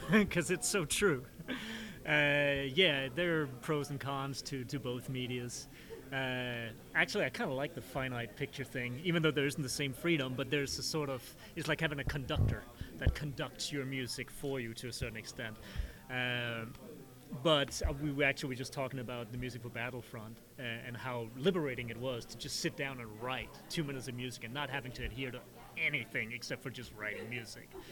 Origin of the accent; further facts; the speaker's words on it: Denmark; I'm from Denmark